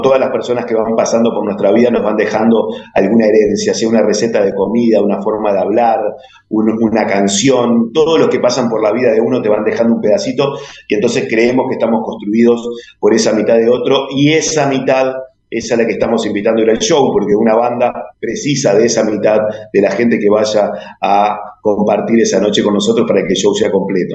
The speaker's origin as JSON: {"language": "Spanish", "country": "Uruguay", "said": "como muchos uruguayos"}